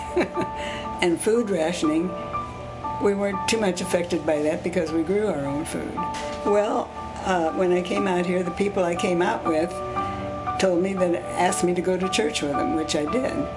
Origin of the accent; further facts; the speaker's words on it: Pandora, Ohio, United States; first language Swiss German; English is a second language; about two miles outside of a small town called Pandora, Ohio. So it was a rural area, and uh, the community I was born in was German Swiss